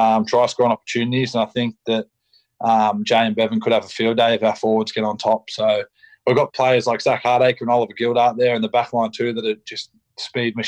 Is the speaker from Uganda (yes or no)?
no; Shellharbour, New South Wales, Australia; moved away; I'm from Release, from Shell Harbour, so we're from 5 minutes away